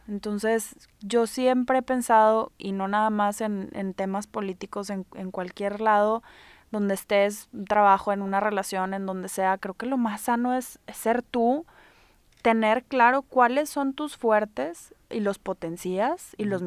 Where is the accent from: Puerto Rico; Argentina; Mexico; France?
Mexico; now in Monterrey, Mexico; somos mexicanos